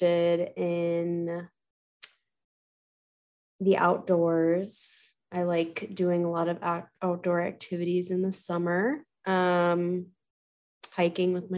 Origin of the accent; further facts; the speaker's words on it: Rochester, Minnesota, United States; I grew up in Rochester along with Kirsten.